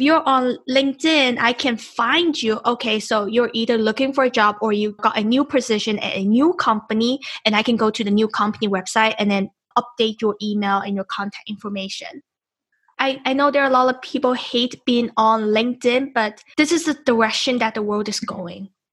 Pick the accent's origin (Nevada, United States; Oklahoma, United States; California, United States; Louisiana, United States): Nevada, United States; Las Vegas; I'm from Las Vegas